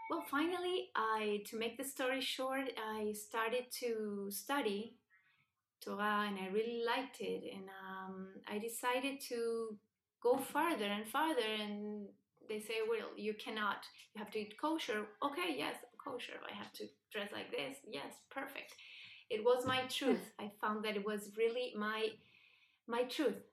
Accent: Buenos Aires, Argentina; English is a second language; moved away as an adult; also born or lived in Spain / New York; I was born and raised in Buenos Aires, Argentina, um, in a secular, not religious family. Uh, I studied um, in Jewish schools

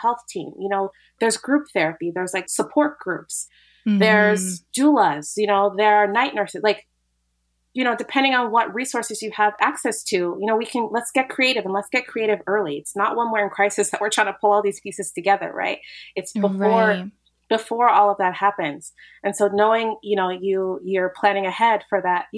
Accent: United States; I'm an American

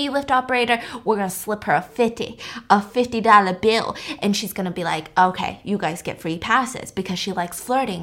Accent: United States; I'm an American citizen

